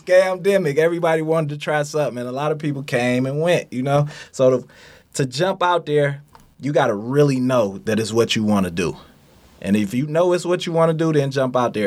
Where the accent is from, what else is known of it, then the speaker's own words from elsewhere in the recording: Detroit, Michigan, United States; Straight outta Detroit, born and raised